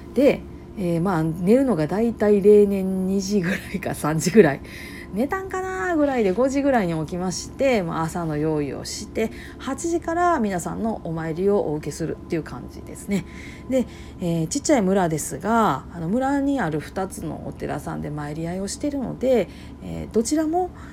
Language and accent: Japanese; Kansai, Japan; accent: Kansai-ben; 関西弁でバリバリ喋り散らかして